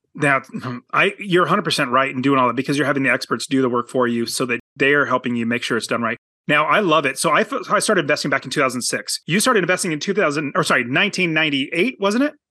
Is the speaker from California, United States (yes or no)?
yes; Apple Valley, California, United States; I was born in Apple